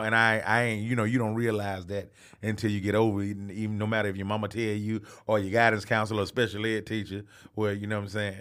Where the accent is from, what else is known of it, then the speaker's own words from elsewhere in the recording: Atlanta, Georgia, United States; also born or lived in Albany, Georgia; I was born in Albany, Georgia. That's three hours outside of Atlanta, Georgia. And I, I lived there on, on a farm until I was seven years old and moved to Atlanta